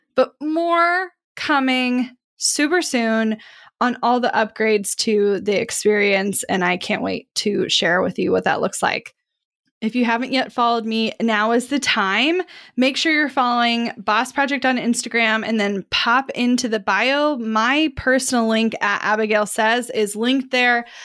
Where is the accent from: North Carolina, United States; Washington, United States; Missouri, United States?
Missouri, United States; Kansas City; Kansas City where I grew up